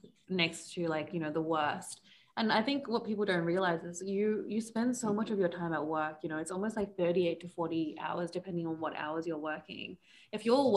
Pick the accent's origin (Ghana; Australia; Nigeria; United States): Australia; As someone who was born and brought up in Australia